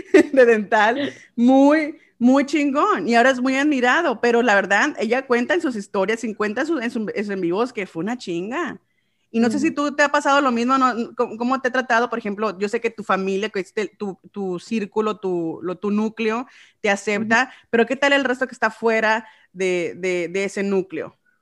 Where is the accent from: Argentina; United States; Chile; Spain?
United States; Arizona; yo soy de aquí de Arizona